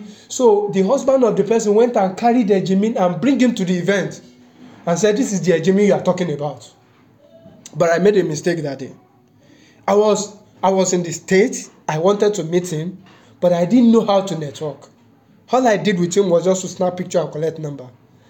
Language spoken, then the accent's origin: English; London, United Kingdom; I'm from London. I came from UK.